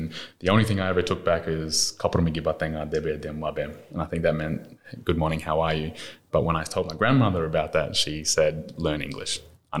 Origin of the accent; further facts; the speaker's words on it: Thursday Island, Queensland, Australia; also born or lived in Mabuiag Island; now in Brisbane, Australia; So we're from the Mabiog Island. So our grandmother originated in Mabiog.